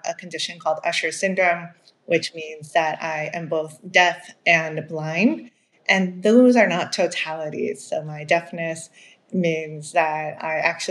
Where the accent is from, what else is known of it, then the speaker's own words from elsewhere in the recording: Maryland, United States; first language Spanish; English is a second language; I grew up in Maryland in the United States.